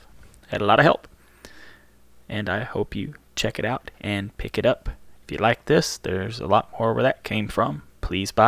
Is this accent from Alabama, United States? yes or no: yes; Birmingham, Alabama, United States; I'm from Birmingham. Birmingham, Alabama. Not Birmingham in England